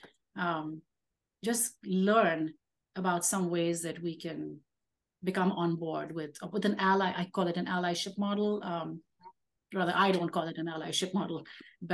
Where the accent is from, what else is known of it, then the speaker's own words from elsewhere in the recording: India; I am Indian, Indian with a capital